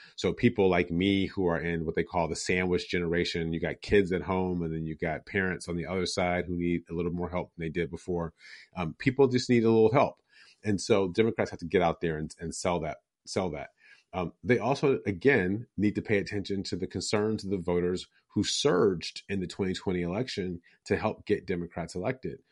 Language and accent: English; Detroit, Michigan, United States; the ones I grew up with in Detroit